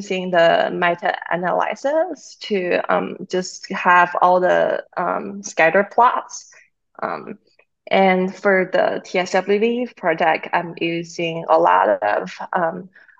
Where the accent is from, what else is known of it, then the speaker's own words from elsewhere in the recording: China; now in North Carolina, United States; I'm originally from China